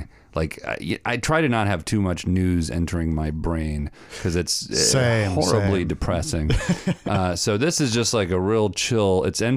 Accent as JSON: {"language": "English", "area": "hometown featured in Bone Valley", "region": "Florida", "country": "United States", "tie": "born or raised there", "moved": "yes", "said": "Bone Valley, which is a true crime podcast about my hometown"}